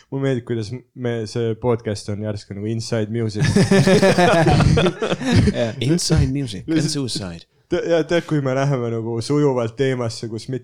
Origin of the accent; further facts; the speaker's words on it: Märjamaa, Rapla County, Estonia; olen Märjamaalt